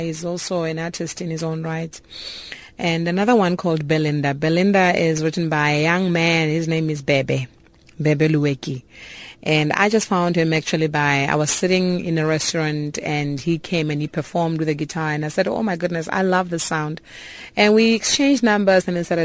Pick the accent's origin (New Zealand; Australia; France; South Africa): South Africa; Polokwane, Limpopo; moved away; also born or lived in Cape Town; my hometown where I come from in Polokwane